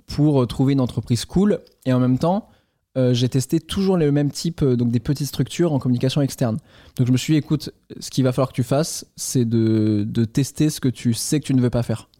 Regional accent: Caen, Normandy, France; moved away as an adult; also born or lived in Toulouse; je suis de Normandie, je suis de Caen au départ

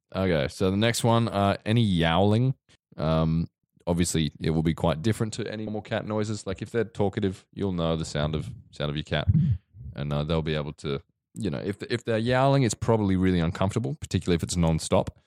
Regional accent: Victoria, Australia; I grew up in Victoria

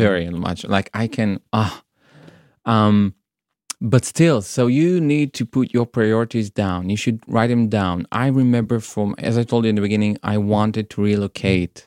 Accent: Israel; moved away as an adult; also born or lived in Tel Aviv; now in Brighton, United Kingdom; I was born in Israel.

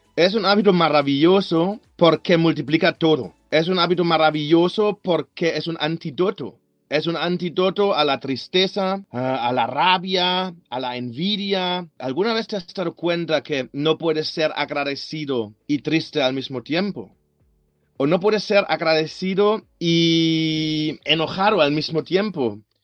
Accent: Germany; Spanish is a second language; moved away as an adult; now in Barcelona, Spain; De Alemania, de Alemania.

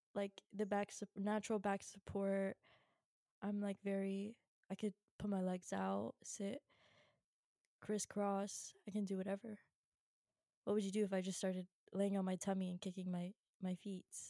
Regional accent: Virginia, United States; I'm from Virginia

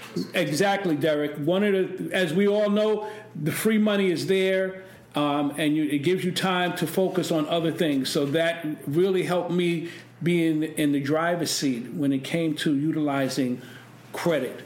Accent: New York City, New York, United States; I grew up in East New York

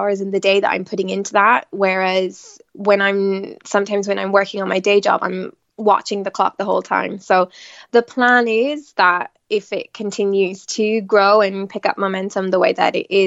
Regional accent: Tipperary, Munster, Ireland; moved away as an adult; also born or lived in Limerick / London / Milan; now in Italy; I am Irish as well. I was born and raised in Tipperary

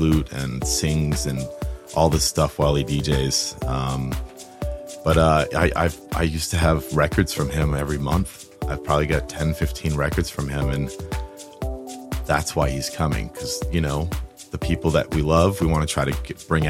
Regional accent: Providence, Rhode Island, United States; when I was growing up in Providence

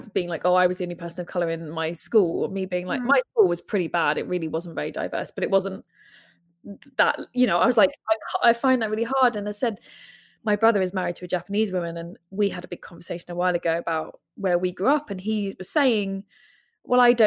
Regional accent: London, United Kingdom; also born or lived in Brighton; I grew up in London, and where I grew up, again, wasn't like massively diverse, but was London diverse

